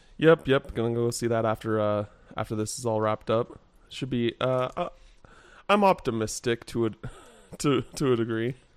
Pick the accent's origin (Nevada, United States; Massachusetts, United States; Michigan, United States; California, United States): Nevada, United States; Henderson; also born or lived in England / Wichita, Kansas / Reno, Nevada; I technically grew up in Henderson